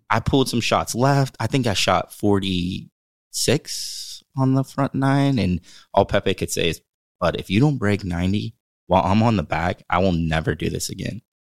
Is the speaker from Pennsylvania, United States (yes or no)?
yes; Western Pennsylvania, United States; also born or lived in Uniontown, Pennsylvania; growing up in Western Pennsylvania